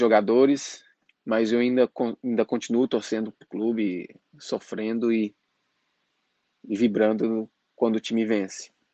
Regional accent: Patos de Minas, Minas Gerais, Brazil; moved away as an adult; now in Dublin, Ireland; eu sou de Patos de Minas e atualmente eu estou morando em Dublin, na Irlanda

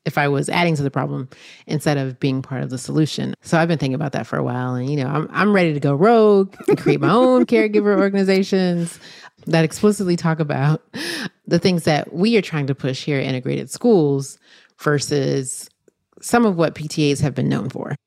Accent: North Carolina, United States; my home state

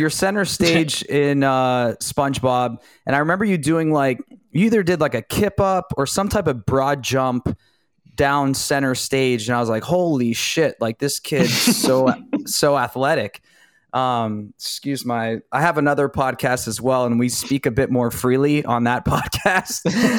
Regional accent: Ohio, United States; from Ohio, yeah.

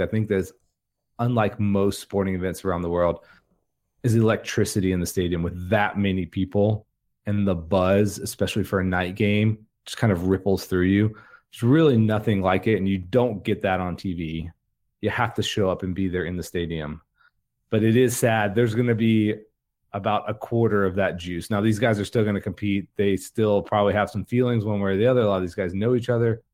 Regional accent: Jacksonville, Florida, United States; I grew up in Jacksonville, Florida

